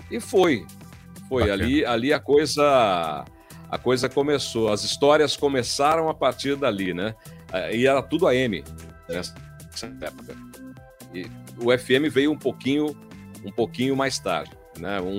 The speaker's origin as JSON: {"language": "Portuguese", "town": "Pederneiras", "region": "São Paulo", "country": "Brazil", "tie": "born or raised there", "said": "Saí de São Paulo faz uns 5, 6 anos, resolvi morar no interior de São Paulo novamente, né? Na minha cidade natal, e passar esse tempo por aqui"}